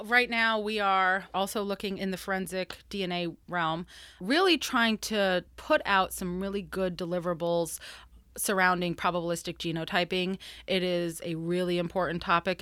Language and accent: English; Florida, United States; I'm from Florida